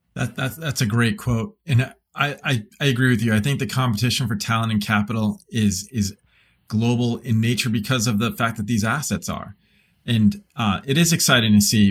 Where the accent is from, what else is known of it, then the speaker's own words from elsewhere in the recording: United States; as an American